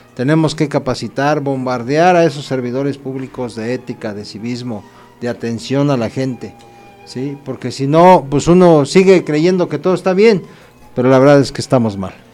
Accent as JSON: {"language": "Spanish", "town": "Acambay", "region": "State of Mexico", "country": "Mexico", "said": "estás aquí en mi pueblo"}